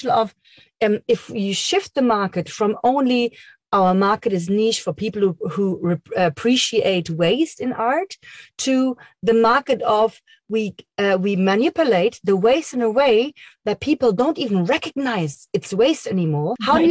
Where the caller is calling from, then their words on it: Berlin, Germany; I'm calling from Berlin, Germany.